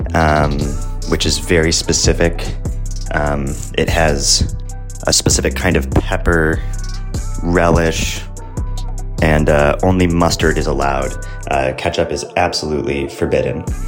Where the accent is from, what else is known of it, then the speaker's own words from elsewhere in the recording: Chicago, Illinois, United States; moved away as an adult; now in France; I am from Chicago, Illinois, in the United States of America hence my funny accent.